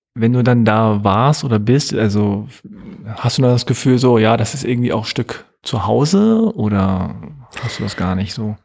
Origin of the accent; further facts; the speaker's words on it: Hanover, Lower Saxony, Germany; now in Berlin, Germany; in Hannover, wo ich aufgewachsen